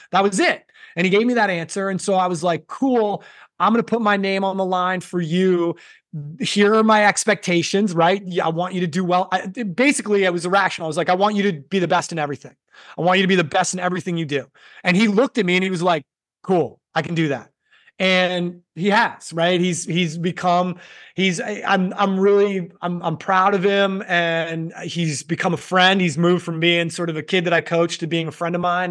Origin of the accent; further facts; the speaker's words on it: Massachusetts, United States; ten-year-old kid growing up in Massachusetts